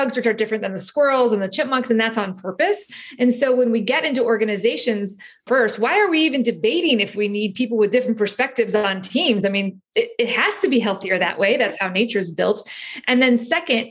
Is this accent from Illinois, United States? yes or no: yes; Chicago, Illinois, United States; also born or lived in Cleveland, Ohio; I'm a kid from Chicago, grew up in Chicago in Cleveland along the shores of the Great Lakes